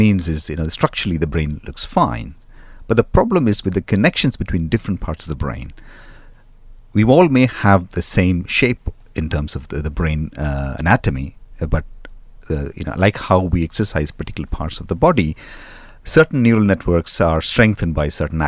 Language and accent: English; London, United Kingdom; You know, I come from London and it's somewhat the same there as well.